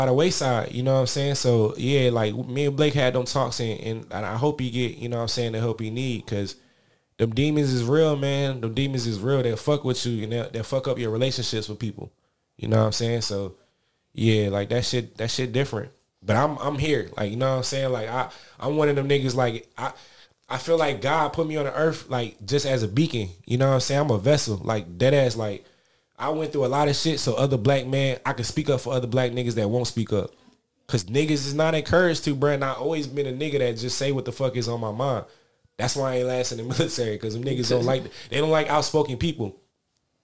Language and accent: English; Paterson, New Jersey, United States; I grew up, I was born on Broadway Ave in New Jersey, in Paterson, New Jersey